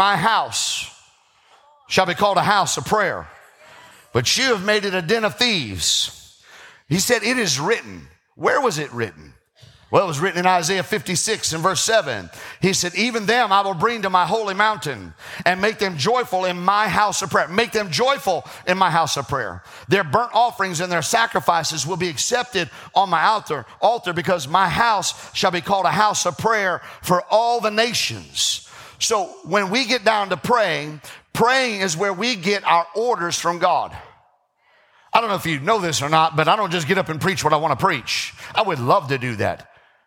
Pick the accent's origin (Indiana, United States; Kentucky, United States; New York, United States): Indiana, United States; South Bend; I grew up in South Bend